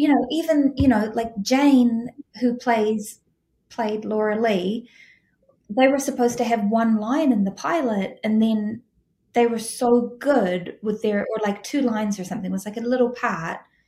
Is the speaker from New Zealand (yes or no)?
yes; New Zealand; I'm from New Zealand